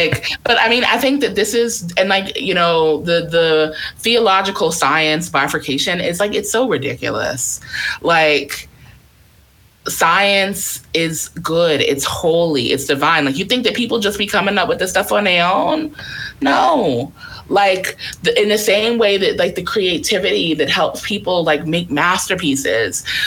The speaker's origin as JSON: {"language": "English", "region": "New York", "country": "United States", "said": "I'm from New York"}